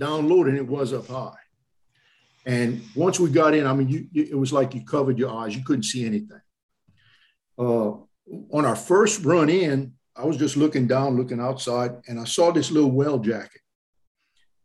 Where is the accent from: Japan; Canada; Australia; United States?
United States; Louisiana; I'm from Louisiana